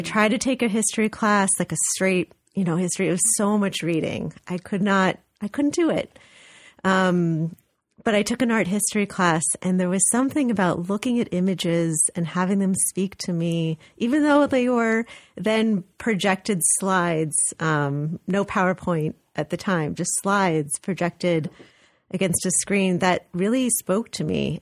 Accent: Los Angeles, California, United States; moved away as an adult; now in New Haven, United States; I'm actually from California, so I was born and raised in Los Angeles.

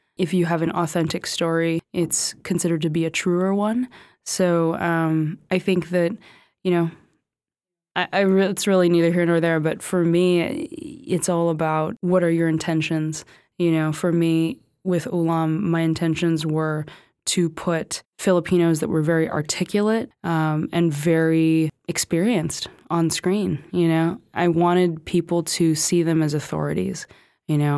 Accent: California, United States; I grew up in California

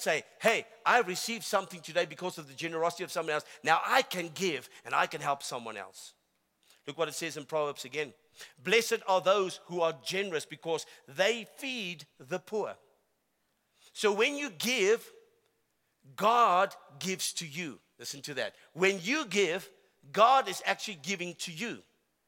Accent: South Africa; I am a South African. And I love my country

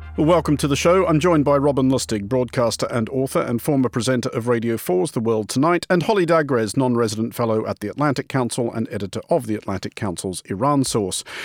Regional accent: Australia; moved away; my home country of Australia

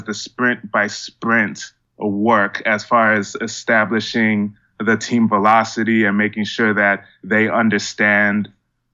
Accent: Miami, Florida, United States; moved away as an adult; also born or lived in Georgia; So I'm from Miami, grew up really interested in technology

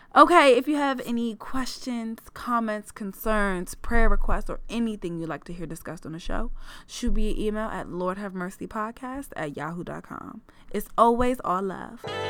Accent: Prince George's County, Maryland, United States; born or raised there; moved away as an adult; also born or lived in Los Angeles

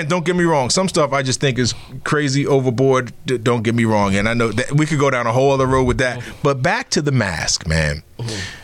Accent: Philadelphia, Pennsylvania, United States; I grew up in the Philly metro area.

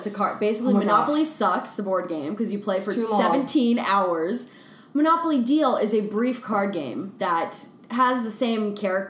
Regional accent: Miami, Florida, United States; now in New York, United States; I'm from Miami.

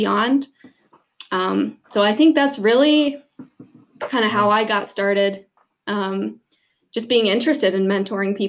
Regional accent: Southern Michigan, United States; moved away as an adult; now in North Dakota, United States; growing up in Southern Michigan, I didn't have a lot of opportunities to hunt wild birds back home

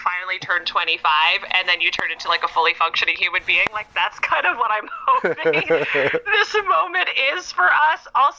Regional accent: California, United States; And I know I'm from California and that's like real hippy dippy.

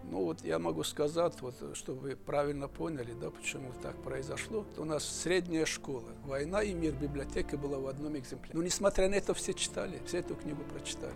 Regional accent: Dagestan, Russia; Russian is a second language; Родился я уже давно, в Дагестане, в горном ауле. До пятого класса учился в этом ауле.

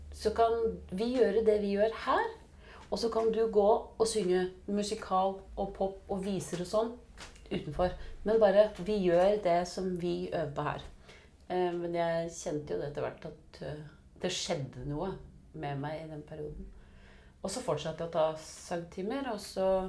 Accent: Biri, Innlandet, Norway; moved away; jeg vokste jo opp på Biri.

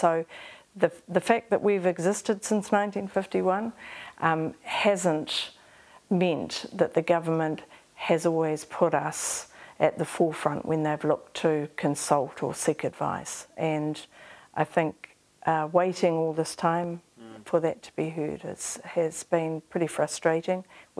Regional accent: Rotorua, Bay of Plenty, New Zealand; So I grew up in Rotorua. My birth mother was from Kahungungu. My parents in Rotorua, my father was Te Aroa Ngāti Whakaue.

